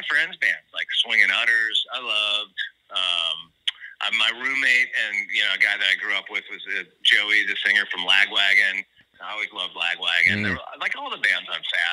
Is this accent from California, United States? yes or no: yes; Santa Barbara, California, United States; also born or lived in Los Angeles; I grew up in Santa Barbara. I moved out down to L.A. first when I was like about 18.